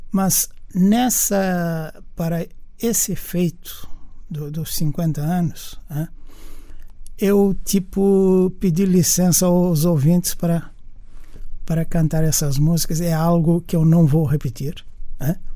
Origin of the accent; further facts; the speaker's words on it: Cape Verde; accent: Brazilian; moved away as an adult; also born or lived in Brazil; Bom, porque na verdade vivi durante muitos anos no Brasil, durante 15 anos, mas não só os 15 anos, mas 15 anos na altura da formação do homem. Né? Eu saí de Cabo Verde com 19 anos